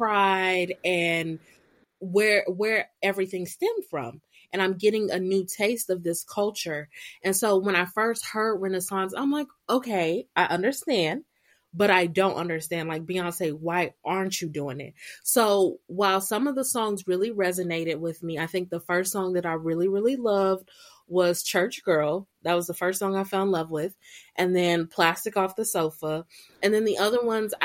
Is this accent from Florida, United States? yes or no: yes; Florida, United States; also born or lived in Korea; I come from the South. I come from a very Southern family. Grew up in Baptist and Pentecostal churches my whole life